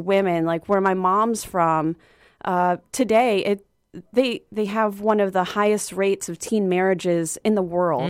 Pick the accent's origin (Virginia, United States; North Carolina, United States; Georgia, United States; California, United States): Virginia, United States; Arlington; moved away; I'm from Arlington, Virginia originally